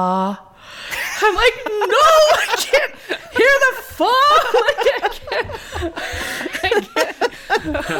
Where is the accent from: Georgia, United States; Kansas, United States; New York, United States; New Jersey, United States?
Kansas, United States; Kansas City; moved away; also born or lived in Phoenix, Arizona; I was born and raised in outside of Kansas City, Kansas, and then my family moved to the Phoenix area, and that's where I went to high school.